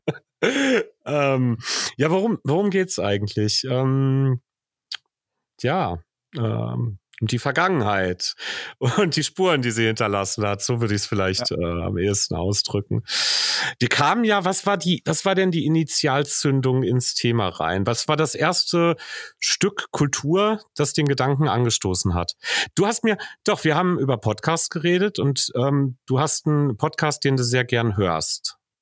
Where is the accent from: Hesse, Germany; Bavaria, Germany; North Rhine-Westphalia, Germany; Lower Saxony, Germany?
North Rhine-Westphalia, Germany; Hagen; moved away as an adult; also born or lived in Bochum; Im Grunde komme ich aus einem, ähm, irgendwann in den 70ern in Hagen eingegliederten jetzt vor Ort von Hagen, nämlich aus hagen hohen limburg